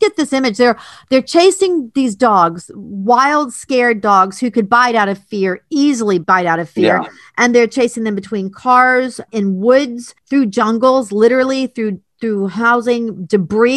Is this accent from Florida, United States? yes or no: yes; Florida, United States; I grew up in Florida and I've been through and evacuated from many, many hurricanes